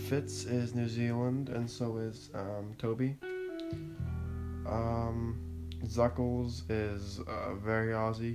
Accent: Ontario, Canada; I was born in Canada in a small shitty town near Ottawa

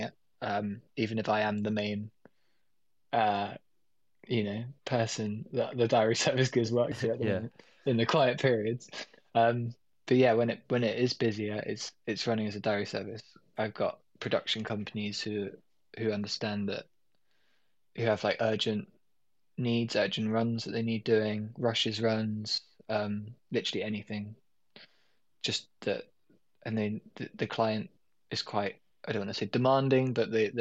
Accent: London, United Kingdom; I'm born and raised in London

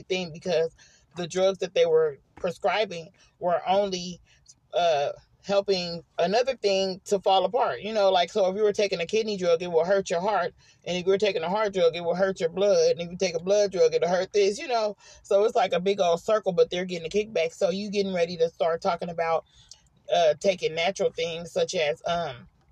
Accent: Oakland, California, United States; moved away as an adult; now in Arkansas, United States; I grew up in Oakland

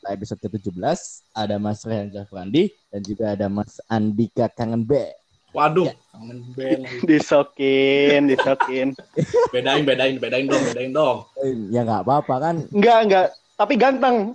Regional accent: Tasikmalaya, West Java, Indonesia; saya asli dari Tasik, kebetulan temen band juga.

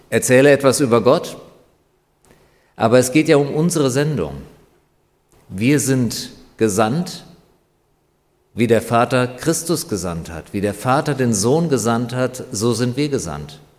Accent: North Rhine-Westphalia, Germany; now in Griesheim, Germany; Also liebe Leute, ich komme aus dem Ruhrgebiet, ich weiß, wovon ich rede. Und hier in Griesheim geht es wirklich deutlich besser.

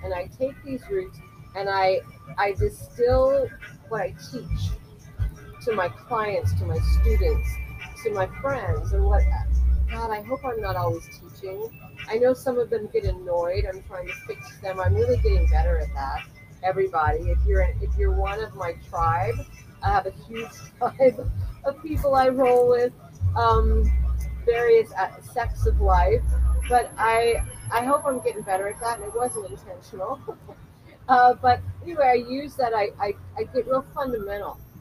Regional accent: Culver City, California, United States; in Culver City, where again I was born and raised.

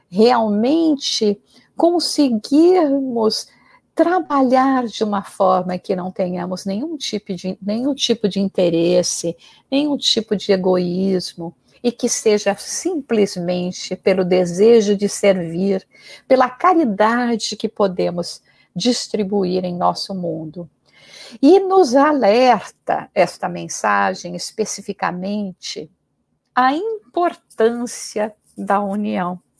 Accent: Brazil; now in England, United Kingdom; uma vivência que eu tive quando logo que eu me mudei do Brasil e fui para a Inglaterra

